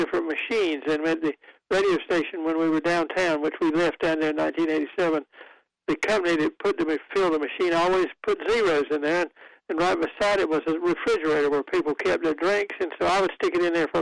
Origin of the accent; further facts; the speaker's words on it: Goldsboro, North Carolina, United States; moved away; my hometown of Goldsboro, where I do not live now, but where I sometimes go